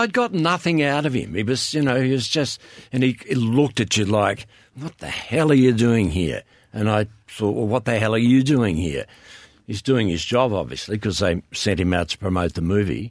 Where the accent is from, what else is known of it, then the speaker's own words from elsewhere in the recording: Swan Hill, Victoria, Australia; I grew up in Swan Hill